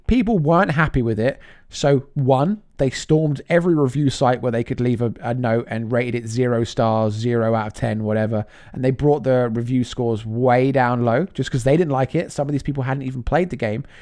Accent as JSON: {"language": "English", "region": "England", "country": "United Kingdom", "said": "being English."}